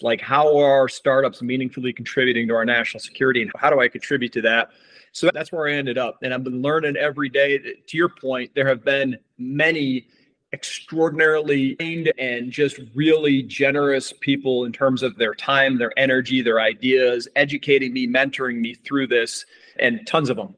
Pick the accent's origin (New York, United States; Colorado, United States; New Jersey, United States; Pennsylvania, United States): New York, United States; Lake Placid; Born and raised in Lake Placid, New York